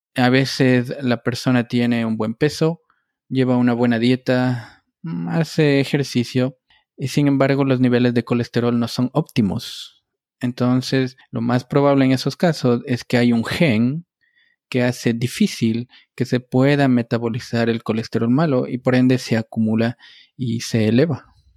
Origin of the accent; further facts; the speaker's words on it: Ecuador; moved away as an adult; also born or lived in Connecticut, United States / New Jersey, United States; now in Stamford, United States; yo soy un médico ecuatoriano. Obtuve mi grado de médico en la Universidad Central del Ecuador